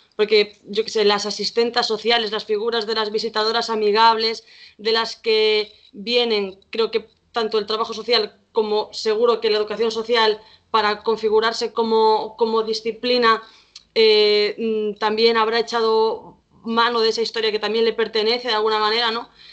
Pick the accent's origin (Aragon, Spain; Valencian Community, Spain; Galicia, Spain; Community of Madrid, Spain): Galicia, Spain; Vigo; soy aquí de Vigo